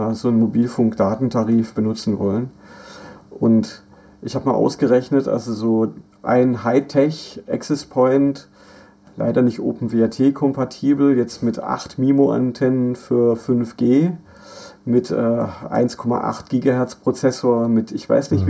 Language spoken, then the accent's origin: German; Black Forest, Baden-Württemberg, Germany; moved away; mein Heimatdorf im Schwarzwald, wo, wo meine Mutter wohnt